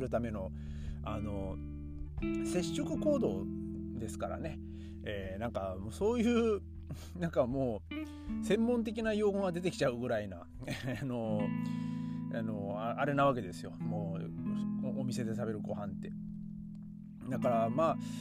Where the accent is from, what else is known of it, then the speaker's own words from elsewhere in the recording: Aomori, Japan; moved away; 僕の地元の青森県はですね